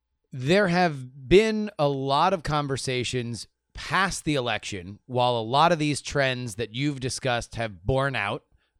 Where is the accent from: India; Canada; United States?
United States; Florida; I'm from Florida, so I know those politics very well.